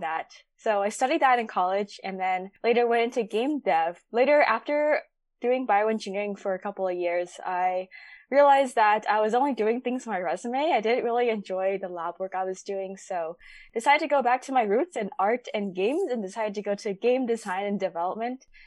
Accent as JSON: {"language": "English", "area": "Bay Area", "region": "California", "country": "United States", "tie": "born or raised there", "said": "born and raised in the Bay Area"}